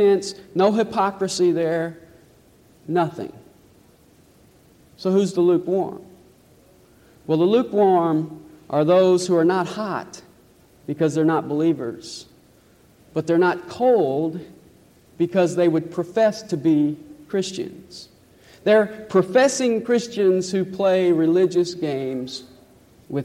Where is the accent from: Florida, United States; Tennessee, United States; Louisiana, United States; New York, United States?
Tennessee, United States; Nashville; I was born in Nashville, raised in Nashville.